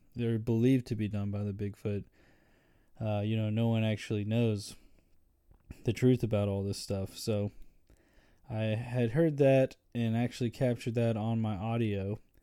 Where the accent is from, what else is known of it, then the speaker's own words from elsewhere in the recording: Birmingham, Alabama, United States; I'm from Birmingham, Alabama